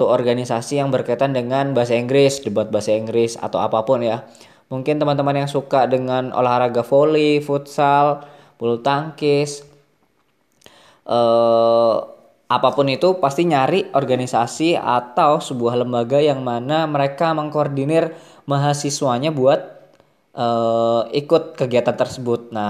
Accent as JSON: {"language": "Indonesian", "town": "Bontang", "region": "East Kalimantan", "country": "Indonesia", "also_born_or_lived": "Malang", "moved": "as an adult", "said": "aku dari Kalimantan kuliahnya di Malang nah pas ke Malang itu udah tuh dikirimin duit yang lumayan lebih banyak daripada biasanya terus nah ngelihat nih eh, wisata-wisata baru kafe-kafe baru terus film-film baru mungkin gara-gara dulu mungkin di Bontang nggak ada bioskop"}